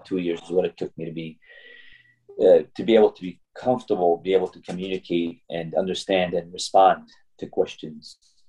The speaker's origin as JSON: {"language": "English", "country": "Syria", "also_born_or_lived": "Kuwait", "second_language": "English", "moved": "yes", "lives_now": "United States", "said": "I was born actually in Kuwait before I came, but I'm Syrian by nationality. I came to the U.S. back in 1982 is when I moved to this area."}